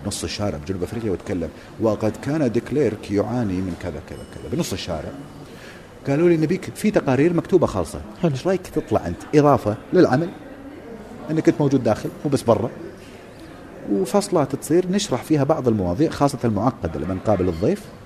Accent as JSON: {"language": "Arabic", "country": "Kuwait", "said": "عندنا بالكويت"}